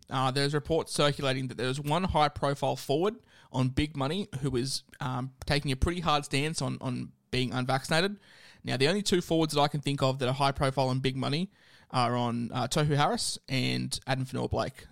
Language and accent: English; Queensland, Australia; as a Queenslander